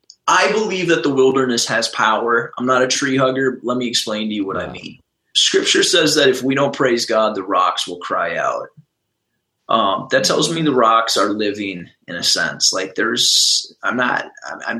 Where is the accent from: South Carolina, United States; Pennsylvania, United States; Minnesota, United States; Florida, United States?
Minnesota, United States; I'm from Minnesota